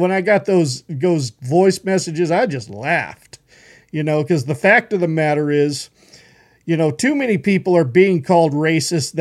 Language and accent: English; Horseshoe Bend, Idaho, United States; also born or lived in South Carolina / Tennessee; I grew up in Horseshoe Bend. That's my home